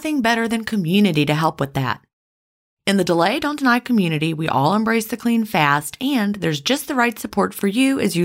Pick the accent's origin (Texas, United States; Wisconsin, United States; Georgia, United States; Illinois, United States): Georgia, United States; Augusta; I was from Augusta, Georgia